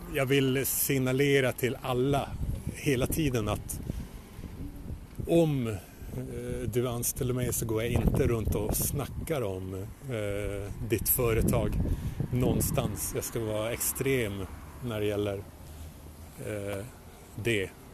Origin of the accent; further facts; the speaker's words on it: Luleå, Norrbotten County, Sweden; jag växte upp i Luleå